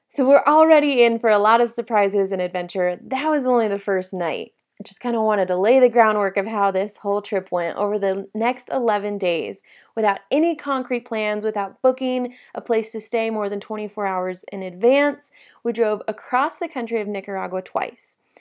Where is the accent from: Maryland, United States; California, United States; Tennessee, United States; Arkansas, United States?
California, United States; South Lake Tahoe; I grew up in South Lake Tahoe